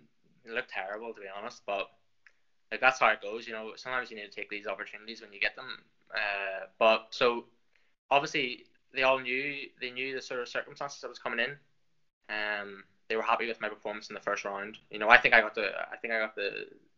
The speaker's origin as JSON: {"language": "English", "town": "Lisburn", "region": "Northern Ireland", "country": "United Kingdom", "accent": "Irish", "said": "I'm from Northern Ireland, up in sort of in Lisburn, just south of Belfast"}